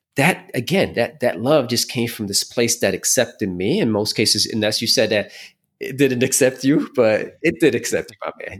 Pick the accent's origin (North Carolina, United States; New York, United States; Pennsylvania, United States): New York, United States; New York City; moved away as an adult; also born or lived in Caguas, Puerto Rico / Puerto Rico / Miami; I was born in Puerto Rico, but I was raised in Brooklyn